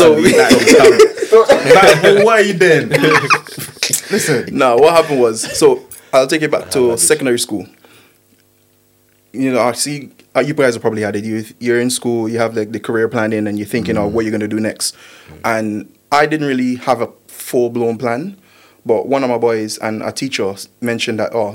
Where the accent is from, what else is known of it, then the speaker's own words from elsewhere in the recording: Guyana; I am Caribbean